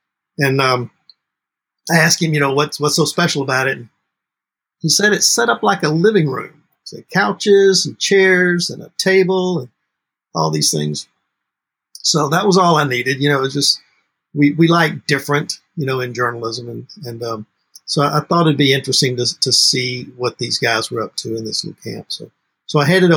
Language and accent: English; Mississippi, United States; now in New Orleans, United States; I didn't grow up in New Orleans. I grew up in Mississippi